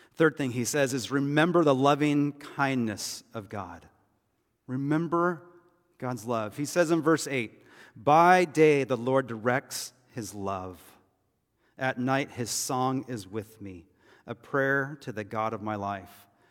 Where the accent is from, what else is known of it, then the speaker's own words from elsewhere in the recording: United States; we as American Christians